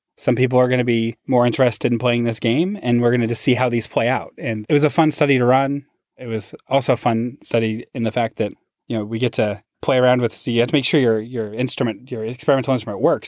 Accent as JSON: {"language": "English", "town": "Seattle", "region": "Washington", "country": "United States", "tie": "born or raised there", "also_born_or_lived": "Massachusetts", "moved": "as an adult", "said": "my hometown in Seattle"}